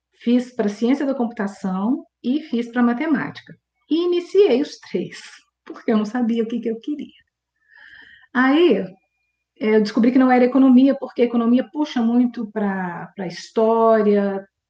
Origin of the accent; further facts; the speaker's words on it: Belo Horizonte, Minas Gerais, Brazil; nasci aqui em BH mesmo